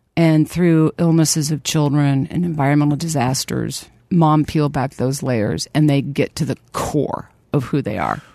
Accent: Lawrence, Kansas, United States; Born and raised in Lawrence, Kansas

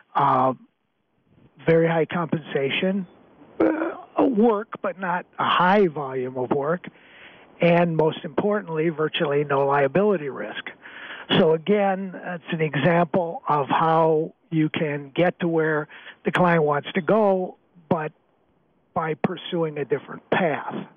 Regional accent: Waukegan, Illinois, United States; moved away as an adult; also born or lived in Madison, Wisconsin; growing up in Waukegan

